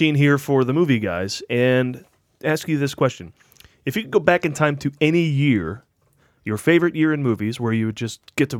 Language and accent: English; Oneonta, New York, United States; moved away; I grew up in the Catskills